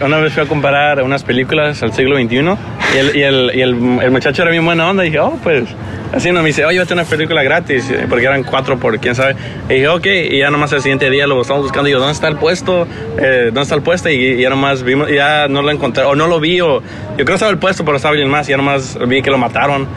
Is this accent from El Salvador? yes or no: no; Los Angeles, California, United States; yo crecí en Estados Unidos siendo más angelino que mexicano.